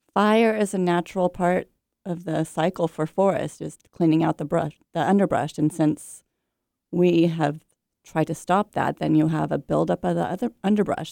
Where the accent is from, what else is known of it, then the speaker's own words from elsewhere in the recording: Bay Area, California, United States; I grew up in the Bay Area, California, surrounded by oak trees and redwood trees